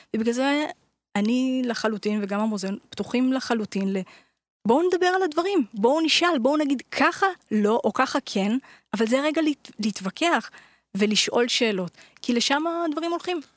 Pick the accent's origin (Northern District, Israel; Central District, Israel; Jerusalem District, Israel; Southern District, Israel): Jerusalem District, Israel; Jerusalem; גדלתי בירושלים